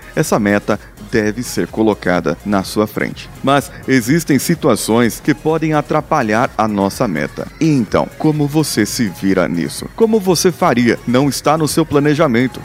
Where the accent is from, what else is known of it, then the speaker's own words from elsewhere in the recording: Brazil; nós, como brasileiros